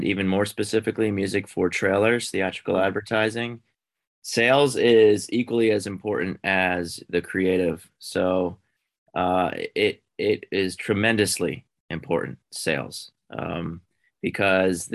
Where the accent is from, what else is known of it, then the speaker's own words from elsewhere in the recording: outside of Philadelphia, Pennsylvania, United States; moved away as an adult; also born or lived in Boston, United States / New York, United States; now in Los Angeles, United States; I grew up outside of Philly